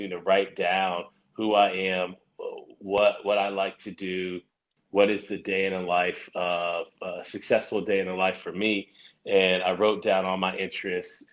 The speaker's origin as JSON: {"language": "English", "town": "Columbus", "region": "Ohio", "country": "United States", "tie": "born or raised there", "also_born_or_lived": "Dayton, Ohio / Atlanta", "said": "So I was born in Dayton, Ohio. But I grew up here in Columbus"}